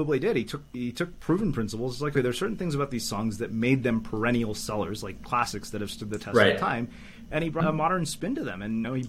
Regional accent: Canada; I grew up in Canada. I'm going to have at least that going.

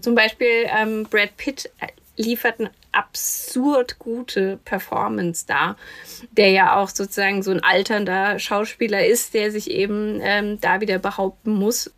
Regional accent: Kinzig Valley, Hesse, Germany; ich bin ja in, im Kinzigtal groß geworden

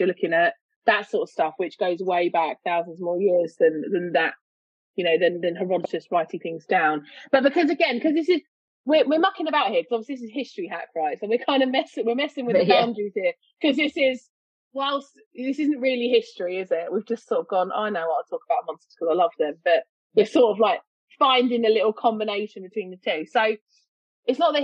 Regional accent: London, United Kingdom; accent: East London; moved away; I don't live in London anymore, but the accent is from East London. It's from Walthamstow

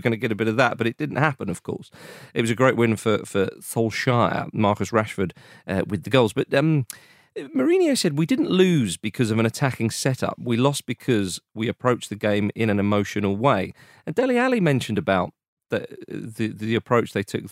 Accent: England, United Kingdom; we're English

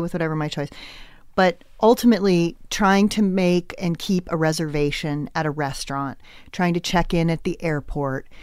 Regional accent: Westport, Connecticut, United States; I grew up in, uh, Westport, Connecticut

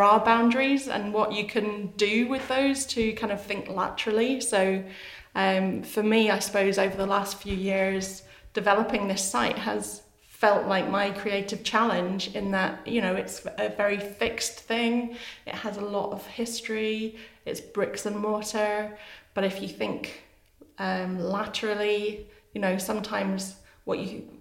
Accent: Edinburgh, Scotland, United Kingdom; I was born in Edinburgh

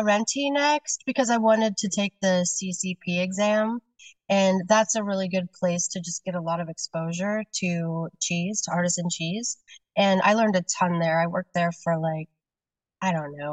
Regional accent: Kansas, United States; now in Seattle, United States; I grew up in Kansas

